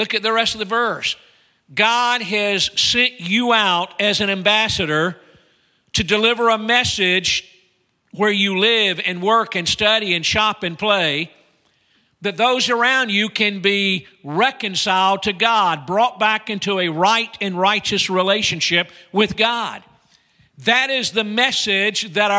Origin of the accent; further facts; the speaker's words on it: Georgia, United States; now in North Carolina, United States; I'm from Georgia.